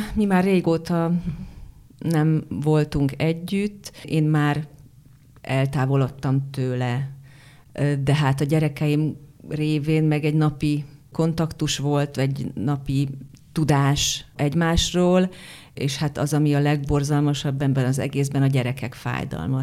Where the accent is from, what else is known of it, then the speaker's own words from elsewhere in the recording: Hungary; accent: Hungarian; az én kiejtésem, de hát hogy miért ne lehetne az, hogy ugye Bécsben játszódik ez a film, hogy akkor hát egy magyar nő Bécsben miért ne élhetne, és akkor lehet Simán. a magyar akcentus.